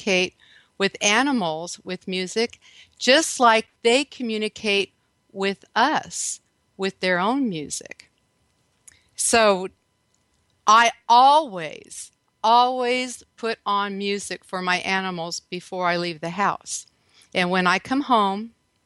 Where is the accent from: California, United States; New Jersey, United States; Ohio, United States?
California, United States; Redondo Beach; moved away as an adult; now in Texas, United States; I'm actually from Redondo Beach, by the way. That's where I grew up. So I live in Texas now